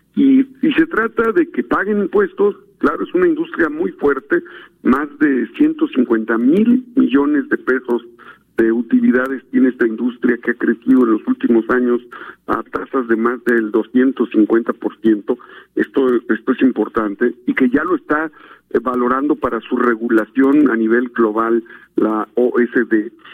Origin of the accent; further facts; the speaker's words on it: Puebla, Mexico; yo soy poblano, senador por Puebla